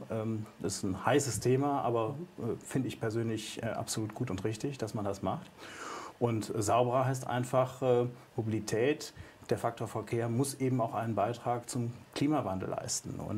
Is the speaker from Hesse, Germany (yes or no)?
no; North Rhine-Westphalia, Germany; Als Münsterländer gerne das Fahrrad.